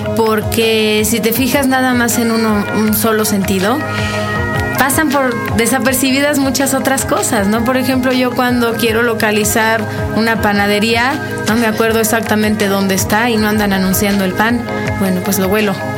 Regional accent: Mexico; como mexicanos

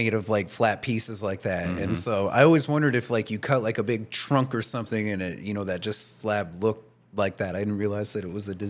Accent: D.C. area, Maryland, United States; moved away; I grew up in the Maryland, you know, D.C. area as well.

